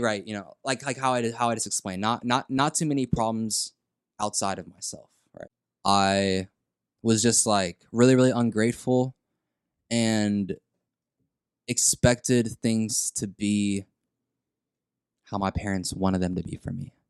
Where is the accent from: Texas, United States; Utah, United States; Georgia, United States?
Texas, United States; San Antonio; in sixth grade here in San Antonio, Tejeda Middle School, that's where I'm from